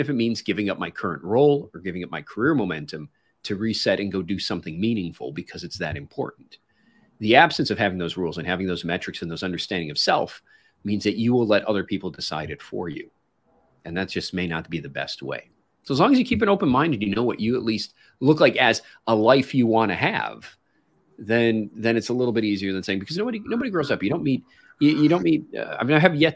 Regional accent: Chicago, Illinois, United States; moved away as an adult; when I grew up in Chicago

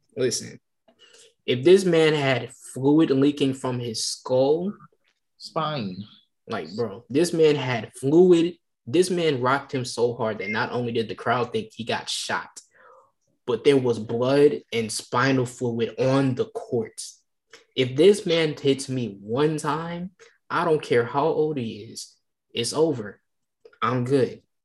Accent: Detroit, Michigan, United States; I'm from Detroit

